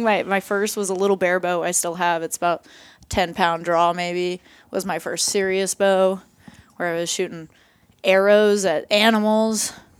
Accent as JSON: {"language": "English", "region": "Idaho", "country": "United States", "tie": "born there", "said": "I think I grew up with my dad going to all these different archery shoots. So I was born in Idaho, and we have people all the way from Australia fly in and come to this archery shoot."}